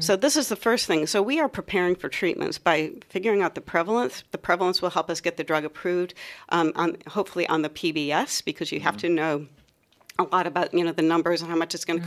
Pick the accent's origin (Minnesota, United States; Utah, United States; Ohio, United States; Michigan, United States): Ohio, United States; moved away as an adult; also born or lived in U.S. East Coast / U.S. West Coast; now in Melbourne, Australia; I come from Ohio, um, from uh, up near Lake Erie in Ohio